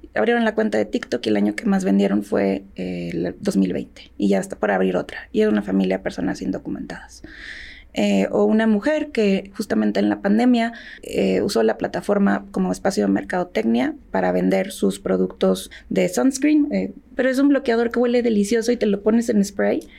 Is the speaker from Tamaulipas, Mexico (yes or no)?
yes; Tamaulipas, Mexico; Yo soy de la frontera, yo nací en Tamaulipas